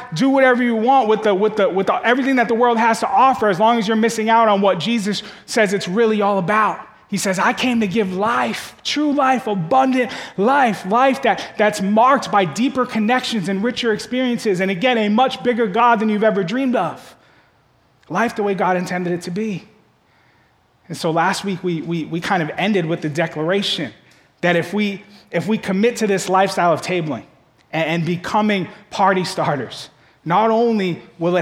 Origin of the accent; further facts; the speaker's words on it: Boston, Massachusetts, United States; moved away as an adult; also born or lived in Kentucky; I grew up in Boston